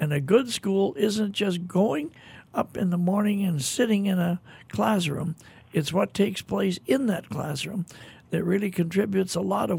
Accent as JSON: {"language": "English", "town": "Minneapolis", "region": "Minnesota", "country": "United States", "tie": "born or raised there", "said": "I grew up in Minneapolis, Minnesota, I was thinking driving to the studio today, I can remember when I was 6, 7 years old, this time of year wearing a snowsuit."}